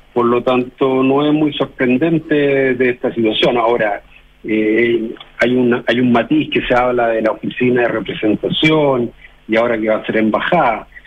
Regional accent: Chile; nosotros somos chilenos

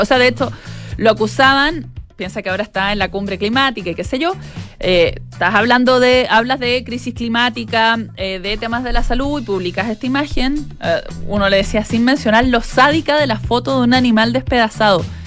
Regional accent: Chile

